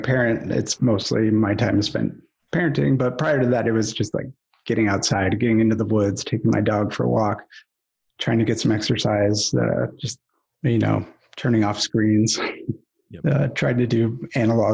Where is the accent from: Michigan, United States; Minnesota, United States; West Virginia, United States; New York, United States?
Michigan, United States; Ann Arbor; moved away as an adult; also born or lived in Los Angeles, California; I grew up here in Ann Arbor, Michigan.